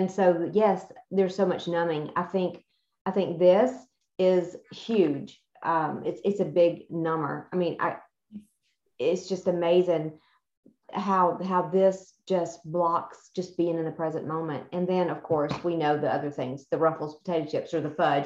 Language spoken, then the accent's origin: English; the South, United States; where we're raised and how we were raised in the South